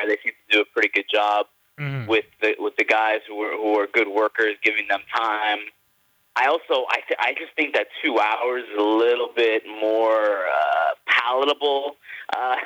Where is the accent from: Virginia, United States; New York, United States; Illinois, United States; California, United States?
New York, United States; moved away as an adult; now in Los Angeles, United States; growing up in New York, obviously, for most of my life, the first 30 years of my life